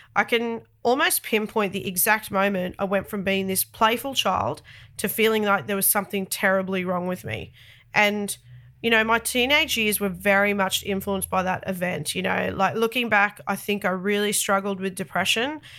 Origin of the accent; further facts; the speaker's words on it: Sydney, New South Wales, Australia; accent: very thick Australian; I'm the only one of my family that's born in Australia, specifically Sydney. I've lived in Australia all of my thirty-eight years of life, and no doubt that's responsible for the very thick Australian accent